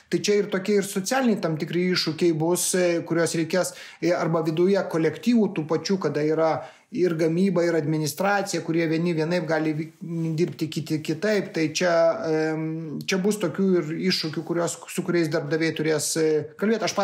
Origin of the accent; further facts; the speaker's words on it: Lithuania; mes lietuviai žinome, kad lasda turi visą laiką du galus.